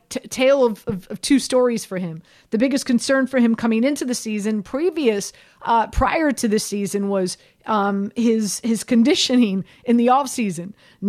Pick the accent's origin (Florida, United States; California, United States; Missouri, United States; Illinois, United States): Florida, United States; Miami; And I'm from Miami.